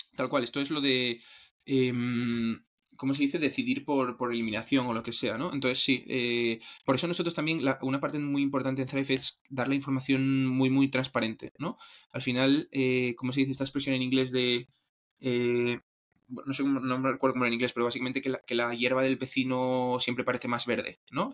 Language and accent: Spanish; Asturias, Spain; yo soy de Asturias